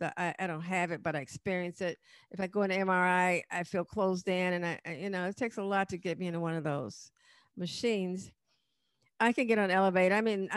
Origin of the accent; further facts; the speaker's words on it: Chicago, Illinois, United States; In the suburb. It was really not a project in the beginning.